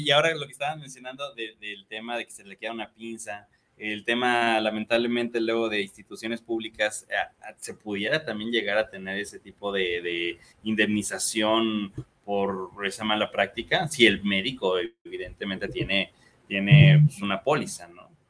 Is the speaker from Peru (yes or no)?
no; Mexico; como mexicanos